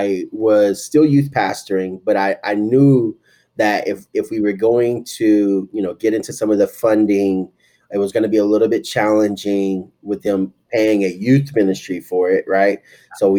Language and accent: English; Tulsa, Oklahoma, United States; I grew up in Tulsa, Oklahoma, which is the Bible Belt